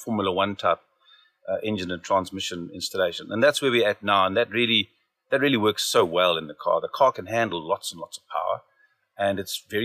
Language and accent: English; Zimbabwe; now in Cape Town, South Africa; I grew up in Zimbabwe, eventually ended up in Cape Town